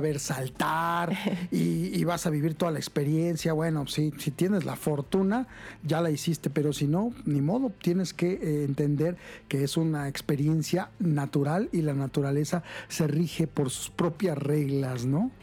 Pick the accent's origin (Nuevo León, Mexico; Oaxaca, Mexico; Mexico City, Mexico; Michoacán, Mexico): Mexico City, Mexico; soy chilango y urbano